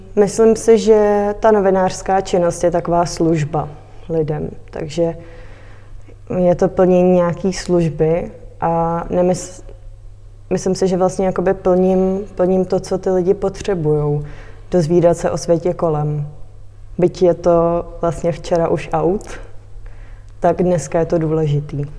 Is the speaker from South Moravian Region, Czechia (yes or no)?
no; Litomyšl, Pardubice Region, Czechia; moved away as an adult; now in Prague, Czech Republic; cítím se hodně, hodně hezky tady v Litomyšli